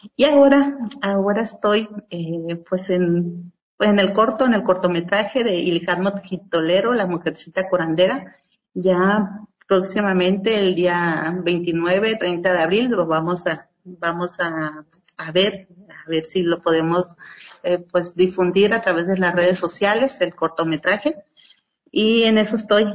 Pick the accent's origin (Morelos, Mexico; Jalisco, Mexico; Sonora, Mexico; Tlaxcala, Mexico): Sonora, Mexico; Huatabampo; en mi pueblo, en Bacapaco, Guatabampo, Sonora